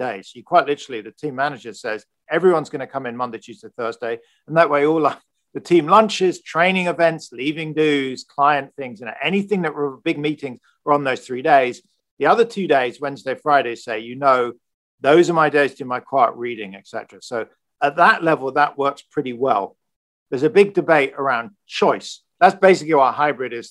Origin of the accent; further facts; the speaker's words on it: United Kingdom; moved away as an adult; also born or lived in United States; now in California, United States; I'm British, hopefully. I've been in the US for 15 years